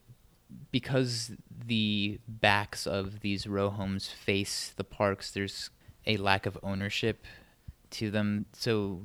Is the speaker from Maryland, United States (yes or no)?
yes; Ellicott City, Maryland, United States; I grew up in Ellicott City since I was 4 years old, which is a suburb of Baltimore